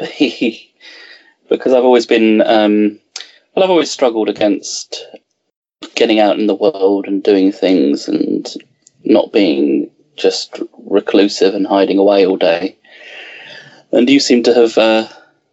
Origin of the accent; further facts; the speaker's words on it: England, United Kingdom; growing up in England and having a connection to the roots of England